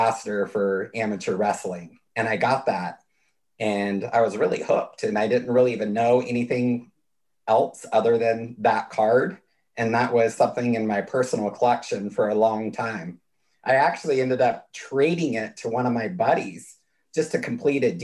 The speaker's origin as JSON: {"language": "English", "region": "California", "country": "United States", "tie": "born or raised there", "said": "I come from a really rural part of California up near the Oregon border, and my hometown had 1,000 people in it."}